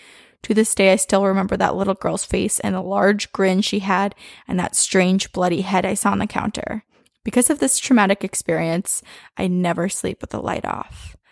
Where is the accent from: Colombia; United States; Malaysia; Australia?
Malaysia; I'm a listener from Malaysia.